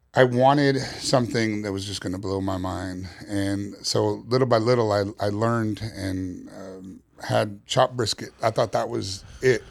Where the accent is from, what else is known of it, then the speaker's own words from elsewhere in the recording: New York City, New York, United States; moved away; Originally, I'm from New York City